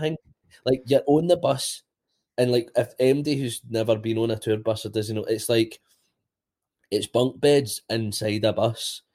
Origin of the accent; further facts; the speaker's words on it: Bishopbriggs, Scotland, United Kingdom; also born or lived in Robroyston; I grew up in Bishop Briggs, then moved to the Broyston, kinda early age